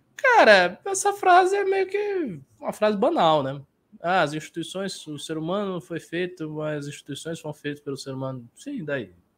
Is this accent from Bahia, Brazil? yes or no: yes; Salvador, Bahia, Brazil; na minha cidade natal, em Salvador